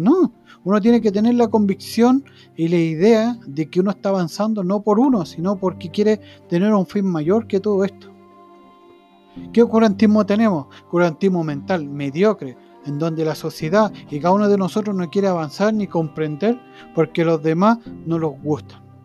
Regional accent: Chile; nosotros como chilenos

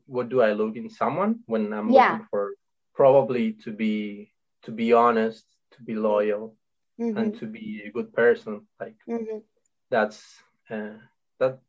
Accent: Argentina; first language Spanish; English is a second language; moved away as an adult; now in Japan; I'm from Argentina. I speak Spanish.

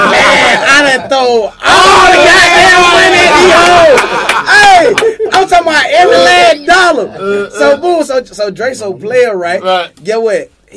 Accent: Athens, Georgia, United States; I'm not from Atlanta. I'm from Athens.

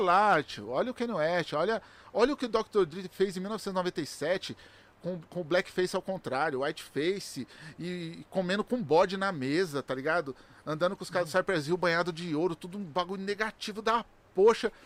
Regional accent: São Paulo, Brazil; moved away as an adult; also born or lived in Valo Velho; now in Itapecerica da Serra, Brazil; eu nasci no Valo Velho, com 3 anos de idade eu mudei pro Capão Redondo. E aí pro Capão Redondo eu morei dentro de uma quebrada

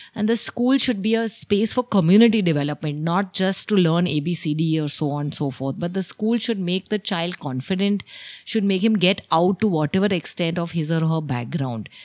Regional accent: Mumbai, Maharashtra, India; moved away as an adult; now in Dahanu, India; I'm essentially from Mumbai

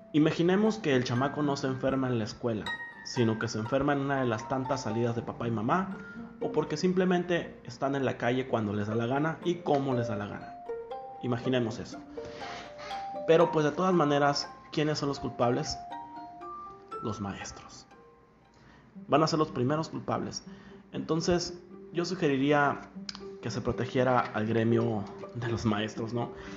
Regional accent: Mexico; soy mexicano

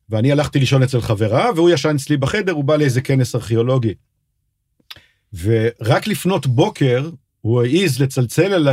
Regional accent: Kiryat Tivon, Northern District, Israel; גם אני לא גדלתי בתל אביב, גדלתי, מה שחברים שלי קראו יהודי הררי. אני גדלתי בקריית טבעון

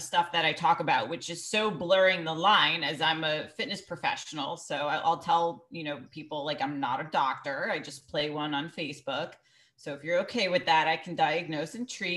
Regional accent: Greenwich, Connecticut, United States; I grew up in Greenwich, Connecticut, where there's 9 golf clubs

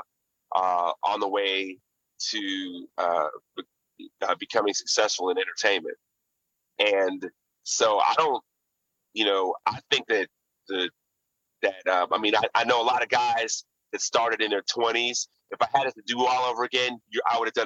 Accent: Houston, Texas, United States; moved away as an adult; also born or lived in Washington, D.C.; I came all the way from Houston

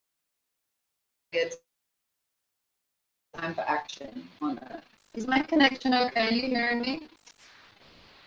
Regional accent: Kingston, Jamaica; I am from Kingston, Jamaica.

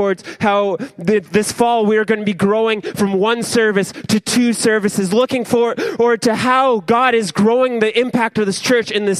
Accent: Ontario, Canada; I'm Canadian and I'm from Ontario.

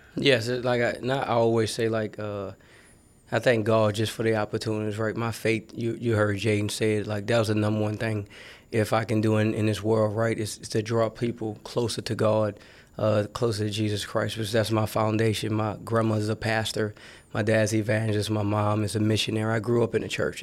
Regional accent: New Orleans, Louisiana, United States; I'm from New Orleans, Louisiana

